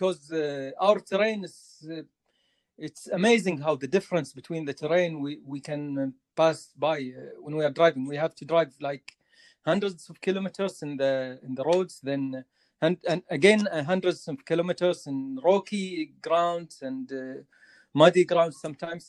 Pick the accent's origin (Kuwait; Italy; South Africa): Kuwait; I'm from Kuwait